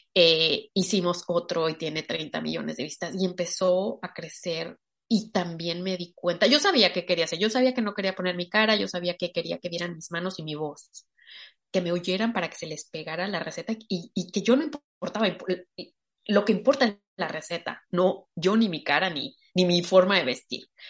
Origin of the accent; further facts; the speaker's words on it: Mexico; soy mexicana